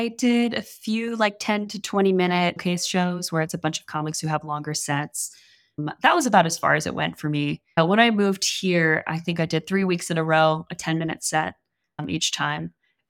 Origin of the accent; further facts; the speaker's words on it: New Orleans, Louisiana, United States; now in Austin, United States; I live in Austin right now, but I'm from New Orleans.